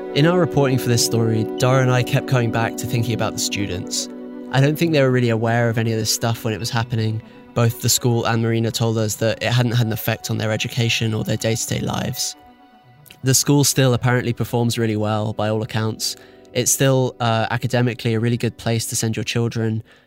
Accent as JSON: {"language": "English", "country": "United Kingdom", "said": "I'm British"}